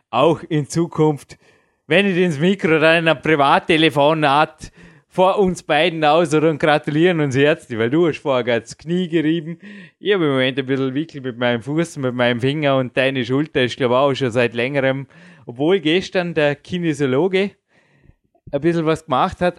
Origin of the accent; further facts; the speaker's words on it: Dornbirn, Vorarlberg, Austria; die Birne. So buchstabiert sie nicht, aber so erklärt man meine Heimatstadt und so googelt man nach